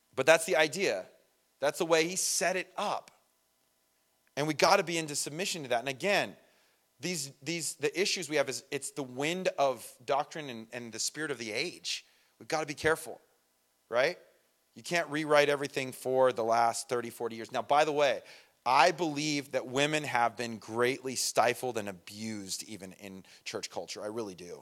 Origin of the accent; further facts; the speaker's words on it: Redlands, California, United States; we're both from Redlands